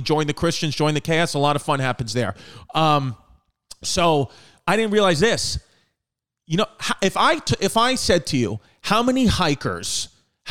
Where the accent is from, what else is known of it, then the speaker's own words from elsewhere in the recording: New York City, New York, United States; I'm from New York City